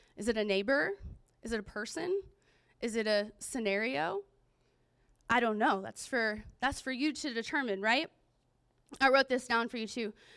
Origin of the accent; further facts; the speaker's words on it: Pensacola, Florida, United States; I grew up in Pensacola, Florida